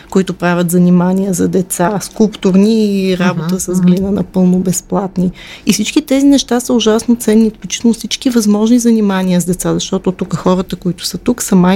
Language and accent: Bulgarian; Moscow, Russia; born there; Аз съм родена в а, империята на злото. Аз съм родена в Москва.